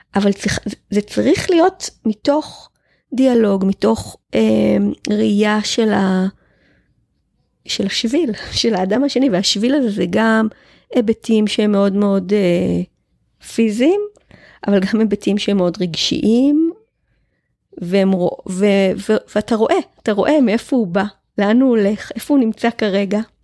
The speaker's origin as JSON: {"language": "Hebrew", "country": "Israel", "tie": "born or raised there", "said": "אני קיבוצניקית, גדלתי בלינה משותפת"}